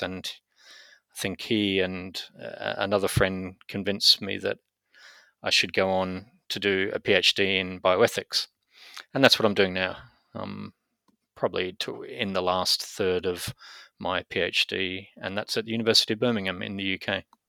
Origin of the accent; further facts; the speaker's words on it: Brisbane, Queensland, Australia; moved away as an adult; also born or lived in United Kingdom / United States; I was born in Brisbane, in Australia, and mainly grew up in Australia